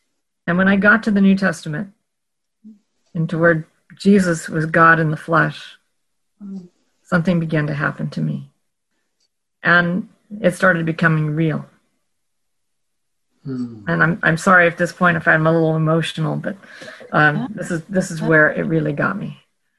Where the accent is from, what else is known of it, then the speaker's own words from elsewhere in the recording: Oregon, United States; Well, I grew up in Oregon, when in the heartbed of legalism of the 1960s.